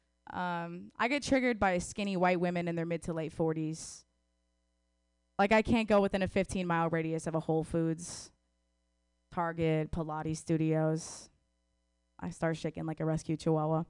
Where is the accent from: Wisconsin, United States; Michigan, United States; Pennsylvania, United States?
Wisconsin, United States; I'm from Wisconsin